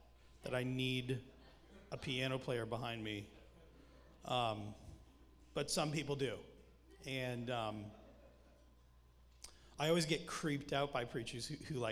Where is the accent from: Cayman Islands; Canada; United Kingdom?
Canada; accent: Canadian; I'm Canadian